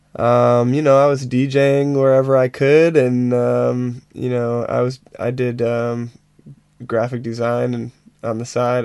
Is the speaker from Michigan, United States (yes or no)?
yes; Ann Arbor, Michigan, United States; I grew up in the Detroit area. Yeah, just just west of Detroit, about 20 miles west of Detroit, in a little town called Ann Arbor, Michigan.